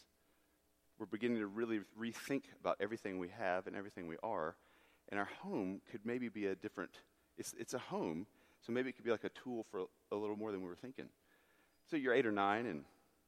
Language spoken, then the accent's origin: English; United States; I grew up on Lookout Mountain, the water towers, if you look off from your parking lot down there